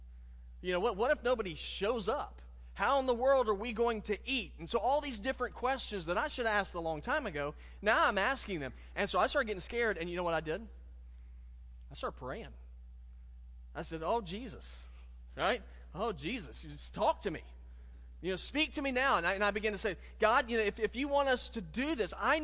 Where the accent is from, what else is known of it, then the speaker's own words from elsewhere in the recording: Richland 2, South Carolina, United States; I'm a Richland 2 product.